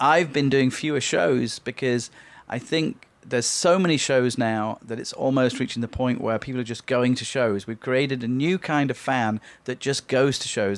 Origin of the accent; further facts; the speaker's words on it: Leeds, Yorkshire and the Humber, United Kingdom; now in Long Beach, United States; in Leeds in my hometown